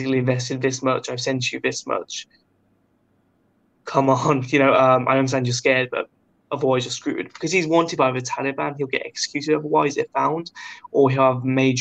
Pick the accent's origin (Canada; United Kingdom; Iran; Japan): United Kingdom; I was British